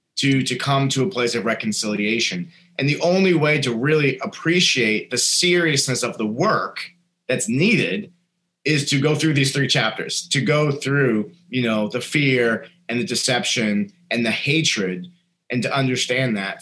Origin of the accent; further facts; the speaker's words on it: New Hampshire, United States; a kid growing up in New Hampshire